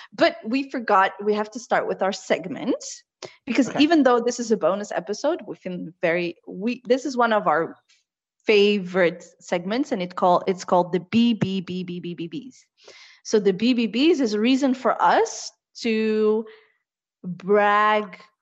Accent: The Hague, South Holland, Netherlands; also born or lived in Morocco; the little town I grew up in in the Netherlands

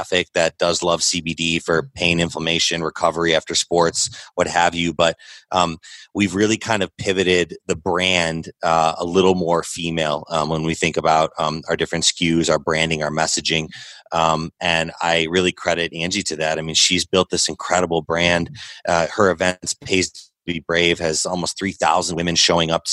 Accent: Chicago, Illinois, United States; when we were young and growing up in Chicagoland area

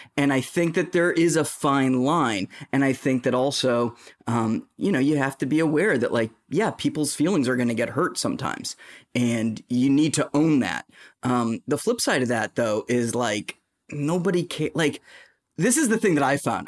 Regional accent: Boston, Massachusetts, United States; accent: Boston; I'm from Boston

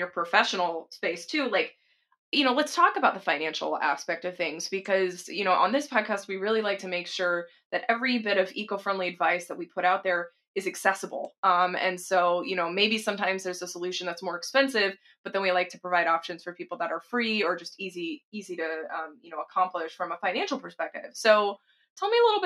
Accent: Texas, United States; now in Seattle, United States; I'm from Texas originally

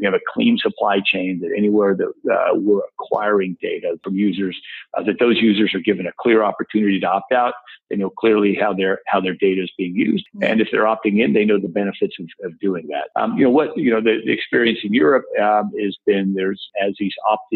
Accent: Texas, United States; I'm a Texan

